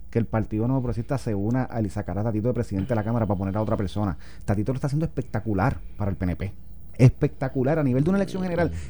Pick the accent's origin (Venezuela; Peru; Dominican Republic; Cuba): Venezuela; Guárico; No, pero él, yo, soy de Guarico, el el mío, es el otro.